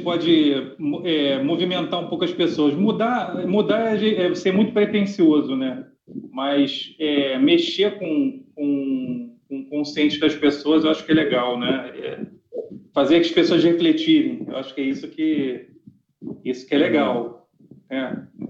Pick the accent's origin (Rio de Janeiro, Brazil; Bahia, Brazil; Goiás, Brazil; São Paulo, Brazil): Rio de Janeiro, Brazil; eu e você, Catarina, somos cariocas